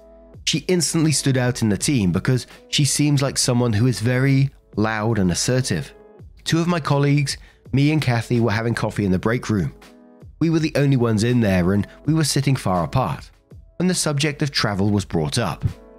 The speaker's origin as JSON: {"language": "English", "country": "Belgium", "tie": "born or raised there", "first_language": "French/Dutch", "second_language": "English", "said": "I was raised in Belgium, which has three national languages, French and Dutch, which are my mother tongues and the most commonly spoken there, and German."}